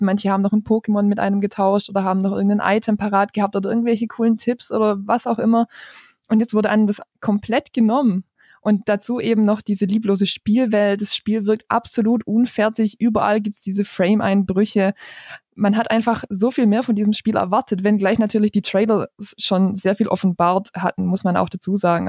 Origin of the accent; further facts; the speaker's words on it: near Stuttgart, Baden-Württemberg, Germany; ich komme aus der Nähe von Stuttgart. Ich arbeite da als Redakteurin bei einer Tageszeitung